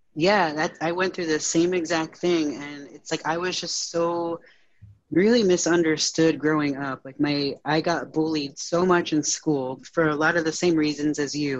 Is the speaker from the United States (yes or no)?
yes; Connecticut, United States; moved away as an adult; now in Northern Virginia, United States; I'm um, originally from uh, Connecticut, so I moved from Connecticut to uh, Northern Virginia